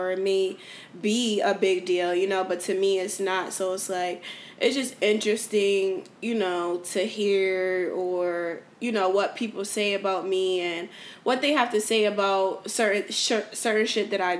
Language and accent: English; New Haven, Connecticut, United States; moved away as an adult; now in Houston, United States; I'm from New Haven, Connecticut